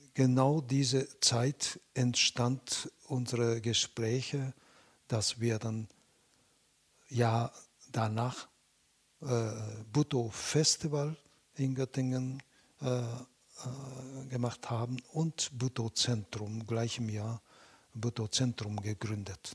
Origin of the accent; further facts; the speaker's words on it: Japan; German is a second language; also born or lived in Beijing, China; now in Germany; Ich bin in Japan aufgewachsener Chinese, aber ich bin Japaner.